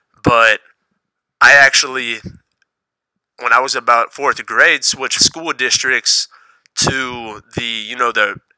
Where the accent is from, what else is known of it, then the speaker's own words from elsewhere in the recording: Topeka, Kansas, United States; I grew up right here in Topeka, Kansas, and I went to the inner city schools here around town.